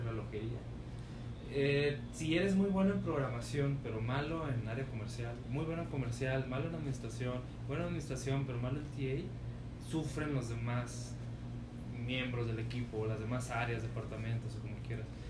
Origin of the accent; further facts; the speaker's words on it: Chihuahua, Mexico; now in Guadalajara, Mexico; de donde yo vengo es el número uno en divorcios